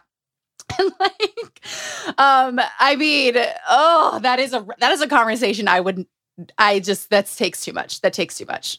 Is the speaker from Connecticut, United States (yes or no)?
no; Utah, United States; Growing up in Utah, growing up around cults